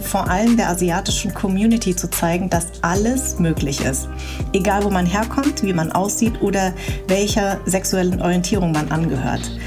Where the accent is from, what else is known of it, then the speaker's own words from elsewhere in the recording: Darmstadt, Hesse, Germany; ich bin in Darmstadt groß geworden